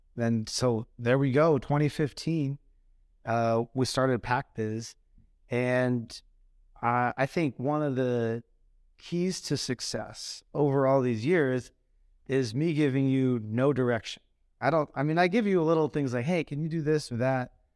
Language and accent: English; Phoenix, Arizona, United States; moved away; I grew up in Phoenix